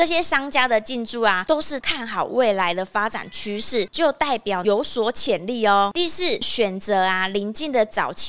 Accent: Kaohsiung, Taiwan; 比如说像我们高雄人武有哪几块是公办？

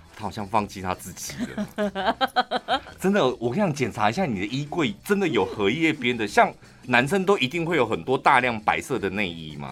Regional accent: Taichung, Taiwan; 我小时候是在那边长大的

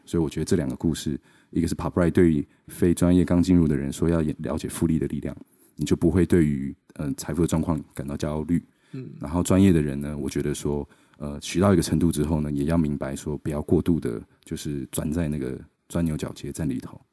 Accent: Taichung, Taiwan; moved away as an adult; also born or lived in Seattle, United States / London, United Kingdom; 我是台中小孩，我在台中长大的，然后呢，就在十八岁的时候，就是二零零八年，然后我去了美国念华盛顿大学

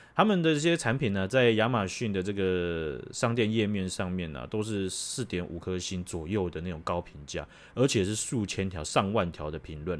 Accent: Taiwan; 我们台湾人

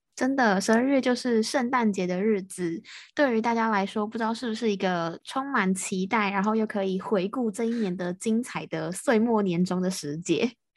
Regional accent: Taiwan; 我是台湾的

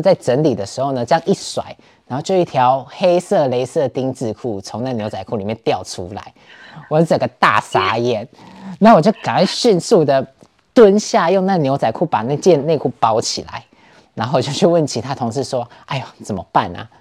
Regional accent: Taiwan; moved away as an adult; now in Berlin, Germany; 我们台湾人

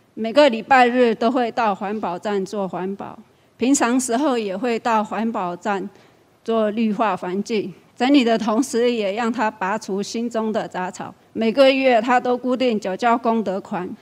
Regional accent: Guilin, Guangxi, China; moved away as an adult; now in Chiayi, Taiwan; 我来自大陆广西桂林。 二十多年前来台湾

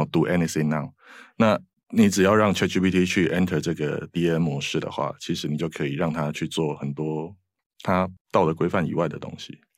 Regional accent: southern Taiwan, Taiwan; moved away; 我是南部的小孩哦，那所以我很多的，呃，同学啊，都在南部，然后以前我是念建筑

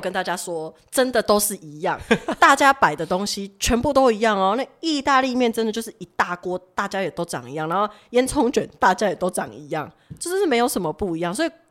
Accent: Taiwan; 也不是我们台湾人会喝那种手，手摇饮什么之类

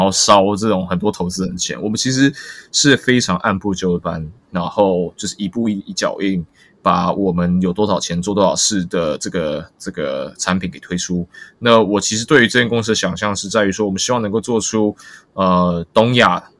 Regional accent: Taiwan; 尤其我们台湾人，我们的，我们工作非常非常辛苦

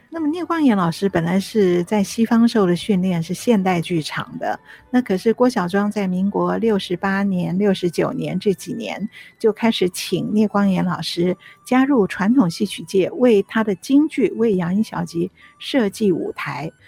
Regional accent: Taiwan; 我们也是小的时候，在台湾看那个传统的六月雪成派系的演出

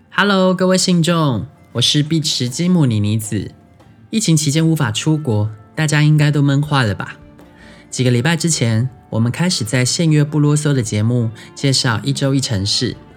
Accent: southern Taiwan, Taiwan; first language Taiwanese Hokkien; Chinese is a second language; 也不是所有南部人都跟我一样啦，但我从小在讲台语的

